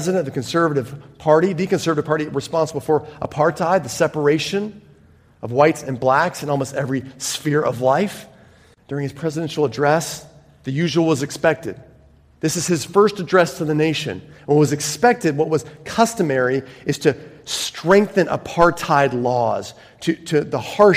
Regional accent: United States; moved away; From my home country

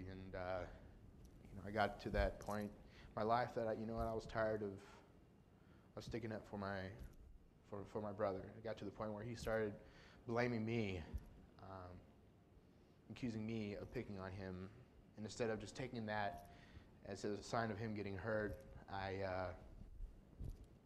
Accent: El Paso, Texas, United States; I was born in El Paso, Texas. I went to high school with Andrea, and I grew up in a very, very normal family

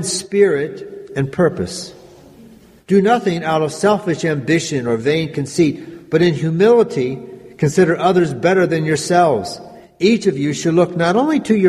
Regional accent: Granite, United States; I grew up in this little church, not terribly far from here, maybe an hour or so. It's an area called Granite

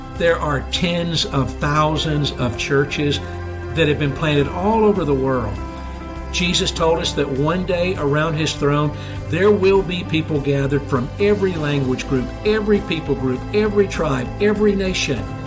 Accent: Georgia, United States; I grew up in Georgia

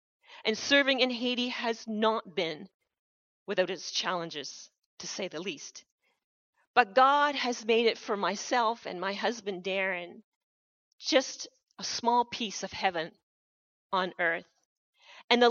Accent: Canada; I have been born in Canada, one of the richest nations of the world. I wouldn't want to have been born anywhere else but here. I'm proud to be Canadian.

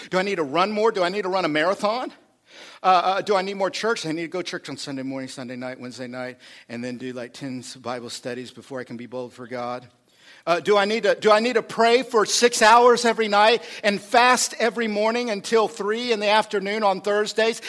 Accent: United States; I grew up in America

